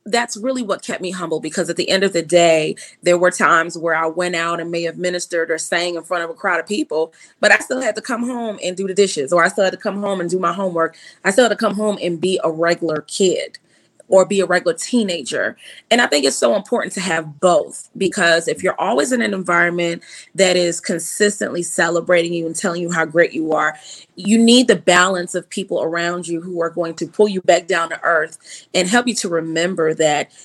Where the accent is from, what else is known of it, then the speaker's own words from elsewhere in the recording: New York, United States; moved away as an adult; also born or lived in Boston; I was raised in New York, so the school is now called Long Island School of the Arts.